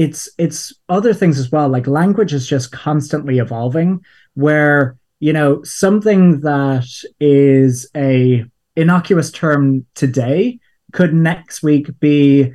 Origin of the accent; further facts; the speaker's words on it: Ireland; People are listening and wondering what my accent is because it's a weird mixture. As I said, I grew up in Ireland, and a term that we have for fun in Ireland is crack.